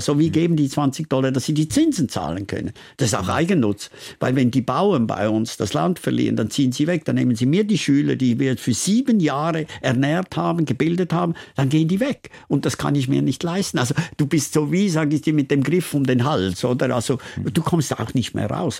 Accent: Switzerland; mein Dorfstein, wo ich aufgewachsen bin

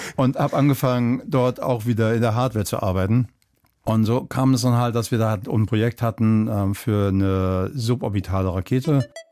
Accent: Kelkheim, Hesse, Germany; moved away as an adult; also born or lived in Berlin; die Familie ist nicht nach Frankfurt, sondern neben Frankfurt gezogen. Kleiner Ort, Kelkheim. Okay. Ähm, und, und da bin ich dann halt auch aufgewachsen, groß geworden.

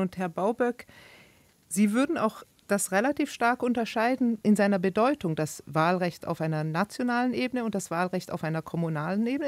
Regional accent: Switzerland; now in Berlin, Germany; In der Schweiz, wo ich herkomme

